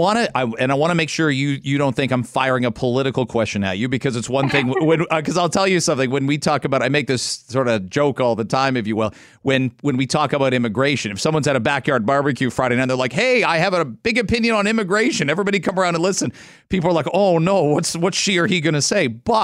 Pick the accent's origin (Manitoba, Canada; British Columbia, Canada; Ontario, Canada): Ontario, Canada; London; now in Toronto, Canada; I grew up in London